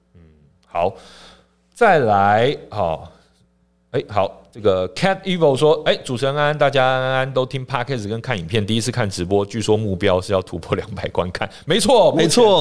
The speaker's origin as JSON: {"language": "Chinese", "country": "Taiwan", "said": "我们台湾这边"}